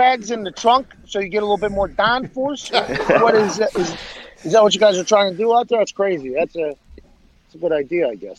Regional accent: Pittsburgh, Pennsylvania, United States; now in Indianapolis, United States; I grew up in Pittsburgh, not a lot of racing. I come to Indianapolis.

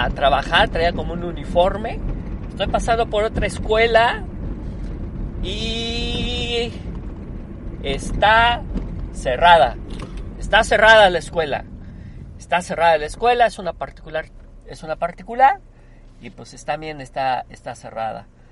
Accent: Puebla, Mexico; yo tengo 47 años de vivir en México, siempre soy, soy poblano, soy mexicano, orgullosamente mexicano. Eh, siempre he vivido en este hermoso país

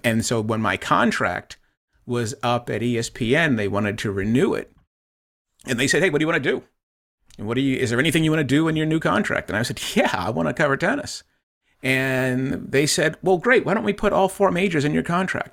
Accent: Boston, Massachusetts, United States; also born or lived in Plymouth, Massachusetts; growing up in Boston, um, watching the Boston Lobsters on Channel two

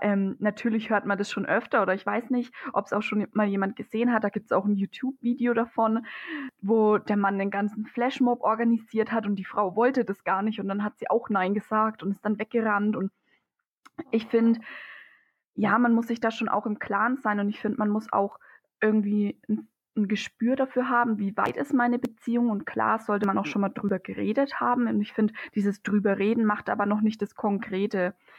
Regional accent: Germany; bei uns in Deutschland

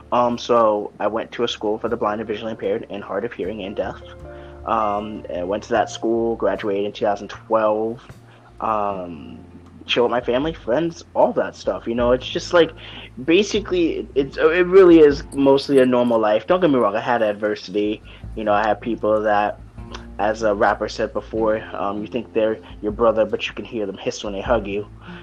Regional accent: New York, United States; born there; now in Florida, United States; the reason why it's cold is because I was born in New York. Right now I reside in Florida.

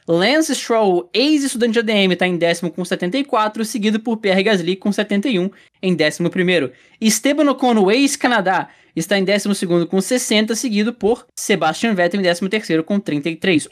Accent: Brazil; a gente, como brasileiro, tem.

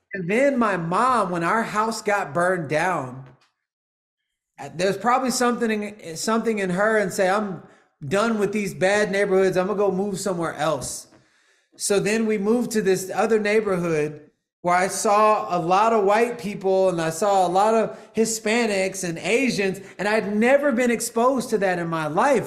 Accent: Houston, Texas, United States; also born or lived in Los Angeles, United States; now in Austin, United States

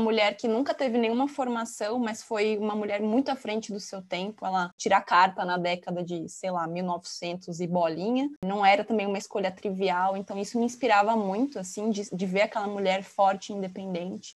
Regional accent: São Paulo, Brazil; also born or lived in São Carlos; eu sou de São Paulo, capital, e fui estudar no interior

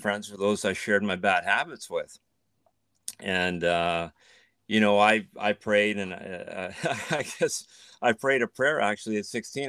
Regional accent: Canada; moved away as an adult; now in Netherlands; I grew up in Canada. My parents, uh, immigrated from the Netherlands

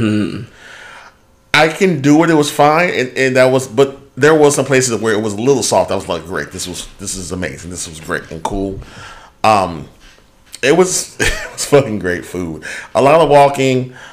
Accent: United States; I'm being American

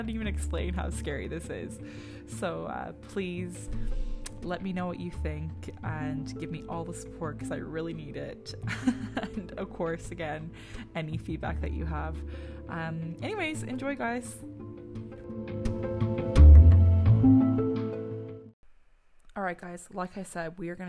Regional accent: Ireland; growing up in Ireland

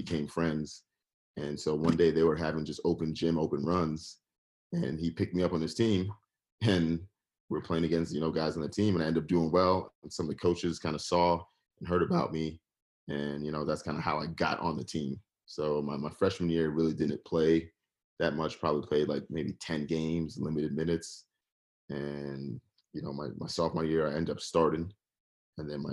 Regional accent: New York City, New York, United States; moved away; I'm originally from New York, grew up in the Bronx

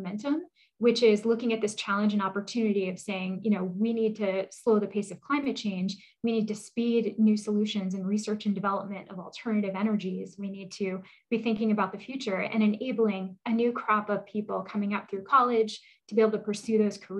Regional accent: New Hampshire, United States; I grew up in New Hampshire on a dirt road.

